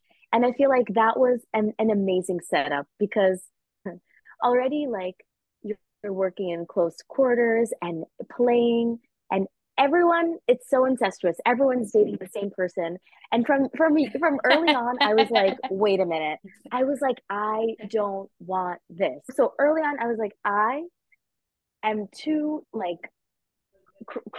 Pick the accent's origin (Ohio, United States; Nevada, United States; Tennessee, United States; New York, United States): New York, United States; growing up in New York, being really close with my parents.